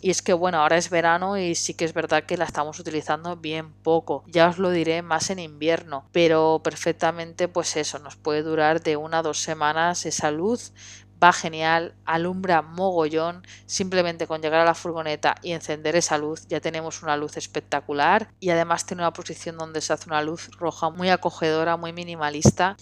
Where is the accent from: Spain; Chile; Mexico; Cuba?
Spain; Barcelona, Catalonia; yo soy de Barcelona